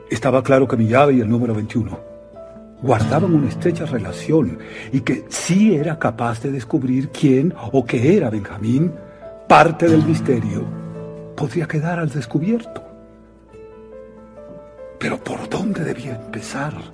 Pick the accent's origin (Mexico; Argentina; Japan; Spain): Spain; soy periodista español